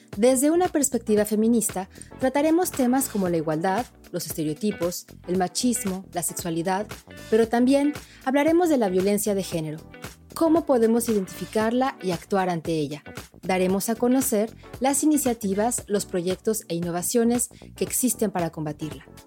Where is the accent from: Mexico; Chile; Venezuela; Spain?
Mexico; yo soy mexicana